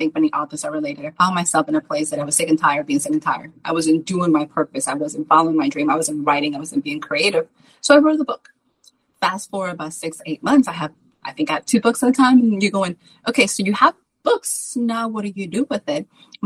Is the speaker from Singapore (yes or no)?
no; Salem, United States; now in Texas, United States; my hometown of Salem, even though I live in Texas